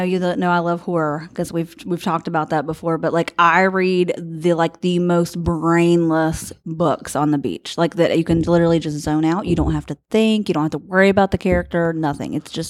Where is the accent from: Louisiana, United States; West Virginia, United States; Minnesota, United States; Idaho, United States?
West Virginia, United States; Wayne; Like I'm from Wayne.